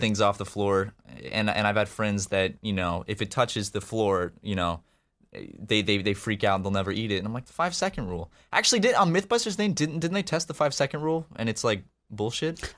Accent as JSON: {"language": "English", "town": "Charleston", "region": "South Carolina", "country": "United States", "moved": "as an adult", "lives_now": "Los Angeles, United States", "said": "I'm from Charleston, which is obviously a, a big city"}